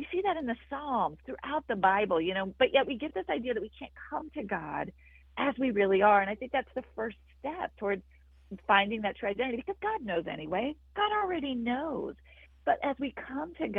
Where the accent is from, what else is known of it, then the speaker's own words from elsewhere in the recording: Wyoming, United States; I grew up in Wyoming